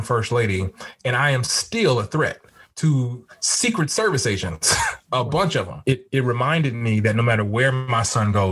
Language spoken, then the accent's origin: English; California, United States; now in Washington, D.C., United States; I'm from California originally.